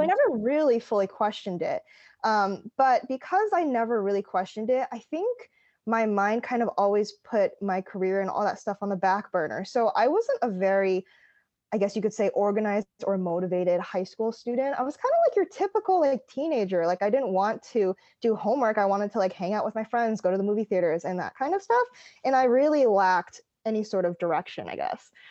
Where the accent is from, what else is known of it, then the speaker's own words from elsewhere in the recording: East Coast, United States; I grew up on the East Coast